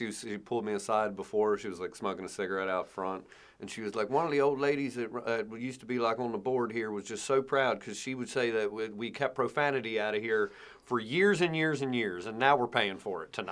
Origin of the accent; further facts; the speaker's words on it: Eastern Shore, United States; in my hometown area region